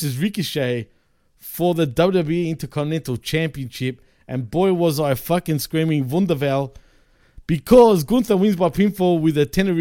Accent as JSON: {"language": "English", "country": "Australia", "said": "I'm from Australia"}